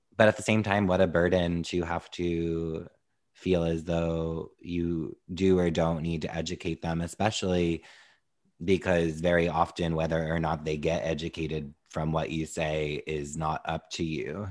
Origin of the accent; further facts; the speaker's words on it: New York, United States; as a New Yorker